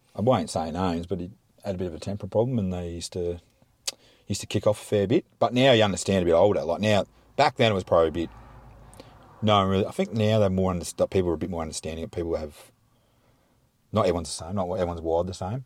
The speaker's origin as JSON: {"language": "English", "town": "Mount Gambier", "region": "South Australia", "country": "Australia", "tie": "born or raised there", "also_born_or_lived": "Victoria, Australia / Tantanoola, South Australia", "said": "moved to Mount Gamburn when I was two, two and a half"}